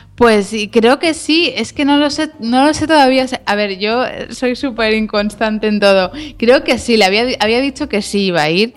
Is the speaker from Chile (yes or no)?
no; Galicia, Spain; moved away; me fui a vivir a Santiago, que bueno, yo soy gallega, pues volví allí a buscar mis raíces